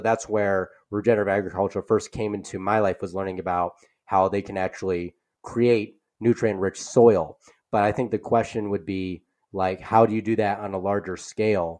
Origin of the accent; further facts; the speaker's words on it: Midwest, United States; I grew up in the Midwest